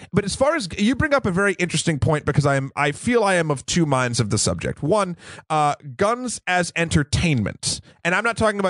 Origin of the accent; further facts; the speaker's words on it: New Hampshire, United States; So I grew up in New Hampshire.